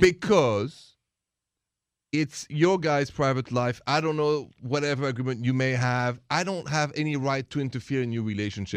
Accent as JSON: {"language": "English", "town": "Paris", "region": "Île-de-France", "country": "France", "second_language": "English", "moved": "yes", "said": "I'm from Paris, France"}